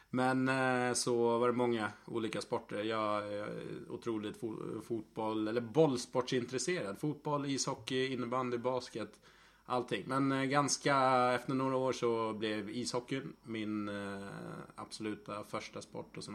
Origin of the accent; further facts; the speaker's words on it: Gotland, Sweden; moved away as an adult; now in Stockholm, Sweden; egentligen 22 års åldern någonstans när jag flyttade ifrån Gotland och spelade i eh, ett lag här i Stockholm i Mälarhöjden